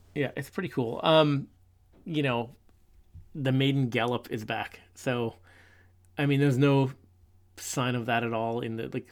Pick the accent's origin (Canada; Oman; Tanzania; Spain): Canada; Newfoundland and Labrador; we're from Newfoundland, and Cape Spear is the most easterly point in North America